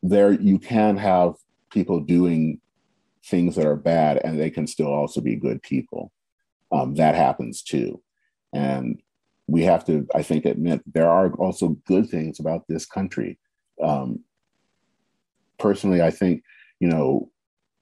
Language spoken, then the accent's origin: English; United States; we love our country.